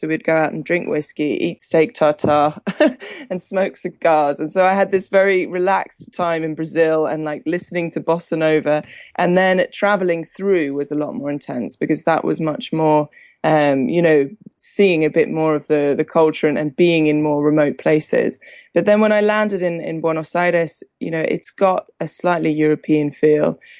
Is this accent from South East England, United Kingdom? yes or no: yes; Hampshire, South East England, United Kingdom; moved away as an adult; also born or lived in Argentina; England, growing up in England, we're a big wine drinking country